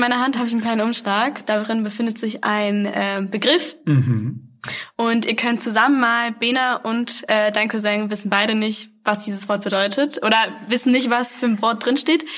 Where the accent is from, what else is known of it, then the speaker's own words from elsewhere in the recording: Essen, North Rhine-Westphalia, Germany; ich bin im Essener Süden aufgewachsen